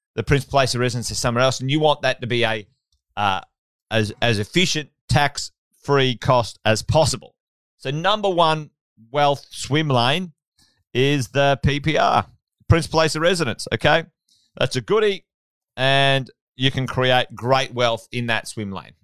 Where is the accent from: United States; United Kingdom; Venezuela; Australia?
Australia; Queensland; also born or lived in Sydney; As a Queenslander